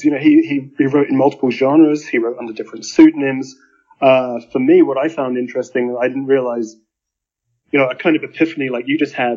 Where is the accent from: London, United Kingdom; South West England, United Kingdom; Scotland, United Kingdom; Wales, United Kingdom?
South West England, United Kingdom; Stroud; now in New Mexico, United States; I was born in Stroud in the west of England. I live in New Mexico now.